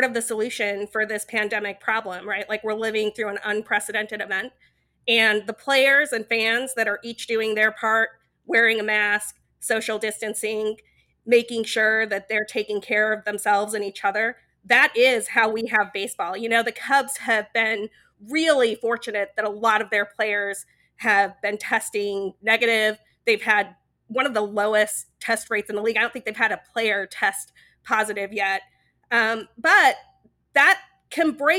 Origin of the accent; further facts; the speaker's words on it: rural Utah, United States; I grew up in Utah. I grew up in rural Utah in a little coal mining town that has less than 10,000 people in it.